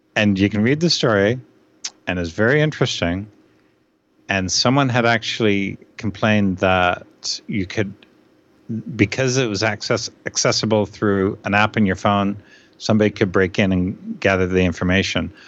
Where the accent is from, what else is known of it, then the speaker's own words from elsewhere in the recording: Canada; as a Canadian